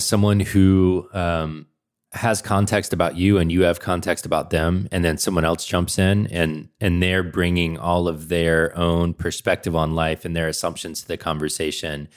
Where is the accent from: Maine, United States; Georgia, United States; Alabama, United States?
Georgia, United States; Atlanta; I grew up in Atlanta.